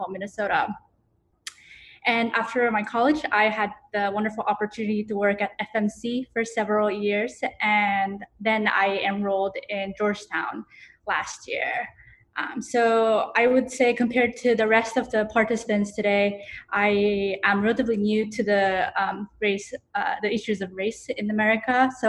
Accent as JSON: {"language": "English", "country": "Japan", "tie": "born or raised there", "also_born_or_lived": "United States", "said": "I was born in the United States, but I spent most of my childhood in Japan."}